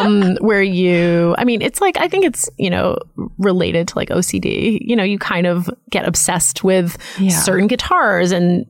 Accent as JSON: {"language": "English", "area": "outside of Boston", "region": "Massachusetts", "country": "United States", "tie": "born or raised there", "said": "I grew up outside of Boston, so we weren't like on top of people."}